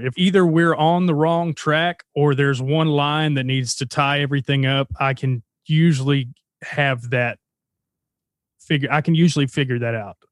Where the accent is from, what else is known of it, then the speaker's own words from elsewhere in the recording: Texarkana, Arkansas, United States; moved away; I grew up in Texarkana, Arkansas, and, uh, it's a little town right on the border of Texas.